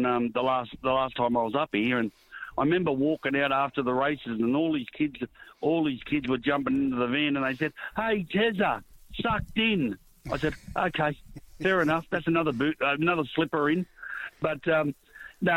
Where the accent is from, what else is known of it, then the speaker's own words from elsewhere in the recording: Sydney, New South Wales, Australia; growing up in Erskineville and Newtown, walking dogs around the street